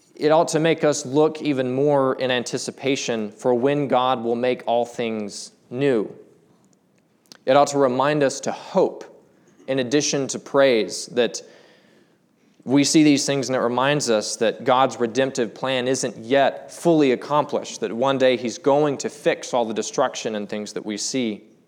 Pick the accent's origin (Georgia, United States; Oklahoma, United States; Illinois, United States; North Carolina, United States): North Carolina, United States; Charlotte; now in Black Mountain, United States; I'm from Charlotte.